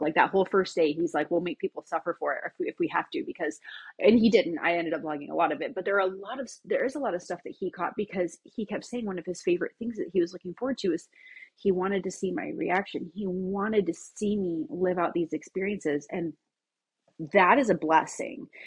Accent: Bremerton, Washington, United States; I was born in Bremerton, Washington

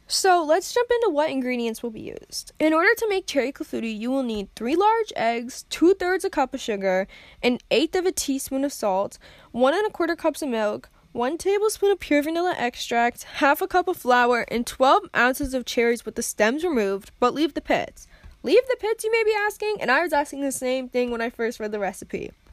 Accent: United States; I'm an American

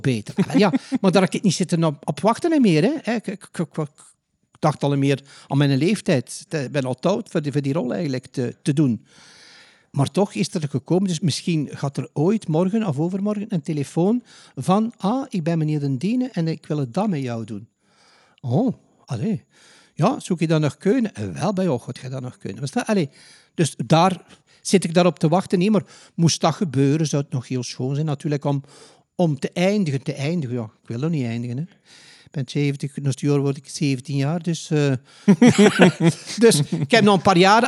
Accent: Ghent, Flanders, Belgium; moved away as an adult; now in The Hague, Netherlands; ik ben een Gentenaar.

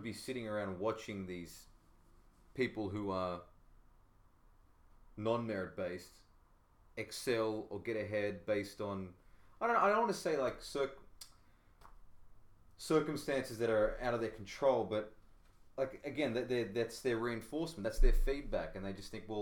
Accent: Australia; I am Australian

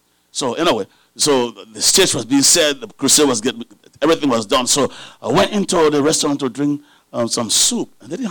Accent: Liberia; moved away; I came from Liberia several years ago. I believe it was 1998. Yeah, I think it was 1998.

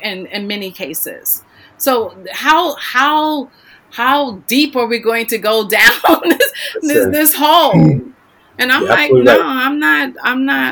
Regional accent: New York, United States; moved away; settled in my hometown, you know, New York

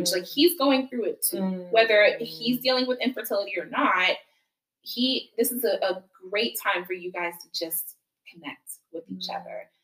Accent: Ghana; And I think as Ghanaian girls, we're so keen on being respectful

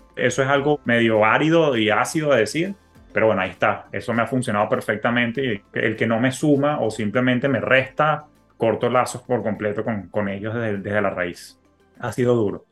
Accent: Venezuela; moved away; yo que vengo de Venezuela

